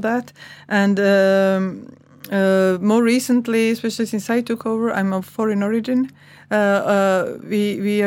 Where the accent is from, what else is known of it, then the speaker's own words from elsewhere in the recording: Croatia; English is a second language; moved away as an adult; now in Iceland; My former Yugoslavia. So I'm from Croatia, I'm Serb